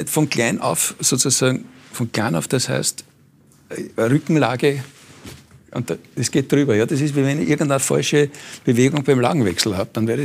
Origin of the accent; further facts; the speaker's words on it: Vienna, Austria; Und ich habe gesagt, nein, das geht nicht, wir sind Wiener.